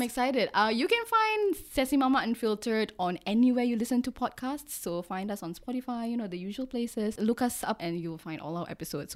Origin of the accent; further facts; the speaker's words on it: Singapore; I'm Singaporean, bred and born myself